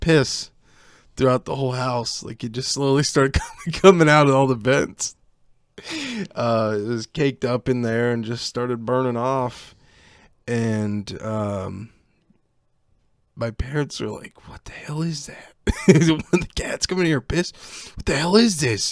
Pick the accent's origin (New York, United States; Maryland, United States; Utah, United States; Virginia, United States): Virginia, United States; also born or lived in Canton (outskirts); when I was about ten, I moved to Virginia from Canton, right on the outskirts of Canton